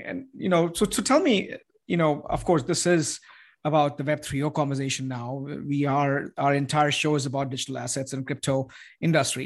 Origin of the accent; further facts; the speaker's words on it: India; now in Austin, United States; I'm from India